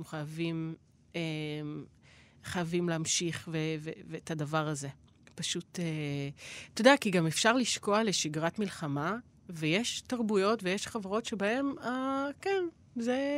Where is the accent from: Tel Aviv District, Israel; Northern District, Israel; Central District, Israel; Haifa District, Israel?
Central District, Israel; Kfar Saba; איפה שהבית של ההורים שלי וכל האזור הזה בכפר סבא